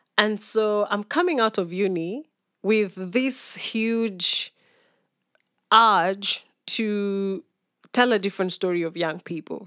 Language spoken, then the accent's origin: English; Nairobi, Kenya; also born or lived in Mumias / Narok / Maasai Mara / Kisumu; born and raised in Nairobi